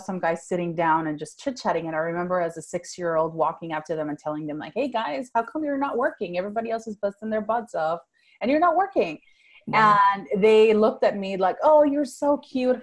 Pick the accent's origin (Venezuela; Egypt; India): Venezuela; first language Spanish; English is a second language; moved away as an adult; now in Fort Worth, United States; I was born and raised in Venezuela. That's South America. I grew up speaking Spanish, and then later on I spoke Italian up until age 15. So English is my third language.